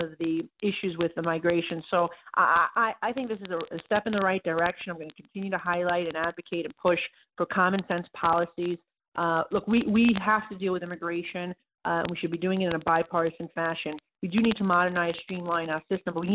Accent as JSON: {"language": "English", "region": "New York", "country": "United States", "said": "I'm from New York"}